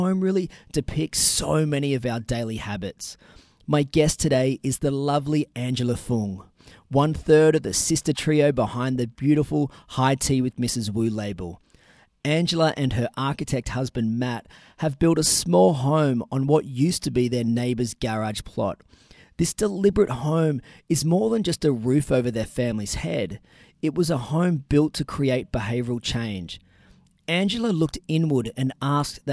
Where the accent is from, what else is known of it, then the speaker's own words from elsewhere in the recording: Newcastle, New South Wales, Australia; my hometown